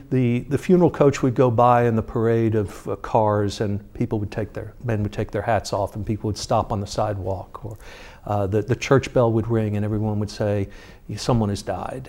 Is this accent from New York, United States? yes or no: yes; New York, United States; moved away; I grew up in New York and I was a baseball fan and as a kid